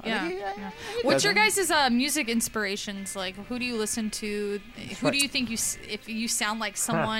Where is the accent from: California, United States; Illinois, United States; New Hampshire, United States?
California, United States; up north near Yosemite; also born or lived in Yorba Linda, California / Placentia, California; now in Orange County, United States; I'm from up north near Yosemite, technically.